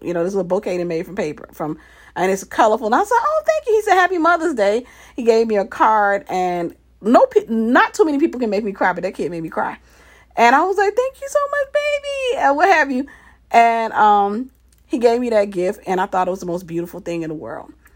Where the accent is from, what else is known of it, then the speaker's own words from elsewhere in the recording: Mississippi, United States; we were growing up in Mississippi in this little city